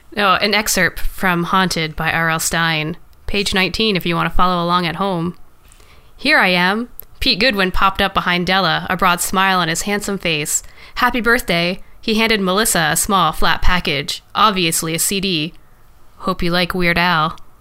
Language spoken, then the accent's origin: English; Canada